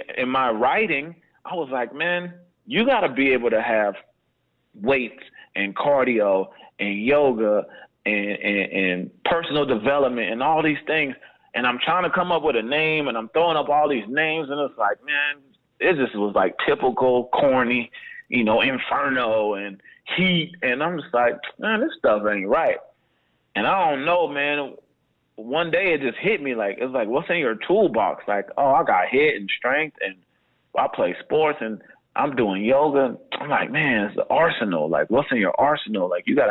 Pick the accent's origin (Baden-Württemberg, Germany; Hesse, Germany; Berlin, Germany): Berlin, Germany; We got a different bond because we grew up in Berlin, Germany together.